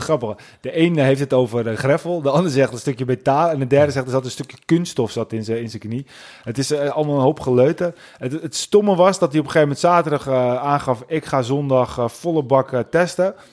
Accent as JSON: {"language": "Dutch", "country": "Netherlands", "said": "als Nederlanders"}